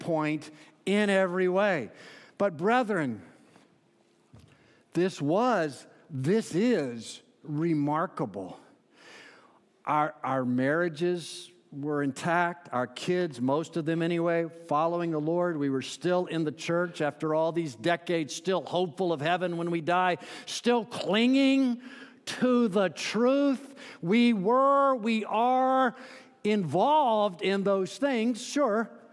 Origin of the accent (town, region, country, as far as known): Central Florida, United States; born or raised there; moved away as an adult; now in Pittsburgh, United States